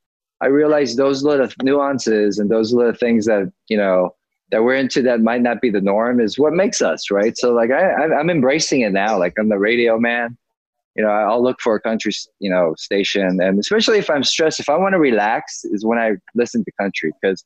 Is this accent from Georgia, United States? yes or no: yes; Georgia, United States; growing up in Georgia